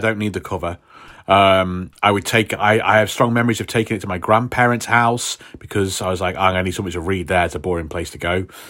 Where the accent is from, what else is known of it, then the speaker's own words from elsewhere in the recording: United Kingdom; us Brits